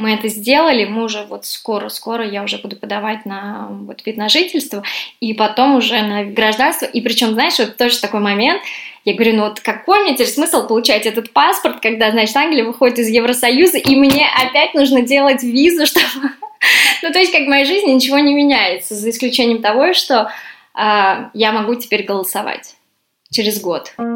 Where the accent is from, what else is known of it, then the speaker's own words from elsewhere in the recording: Russia; moved away as an adult; now in London, United Kingdom; я из России